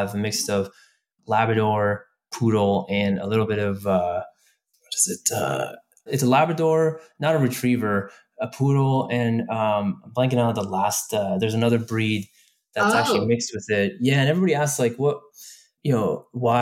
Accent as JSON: {"language": "English", "area": "Bay Area", "region": "California", "country": "United States", "said": "I'm a local from the Bay Area"}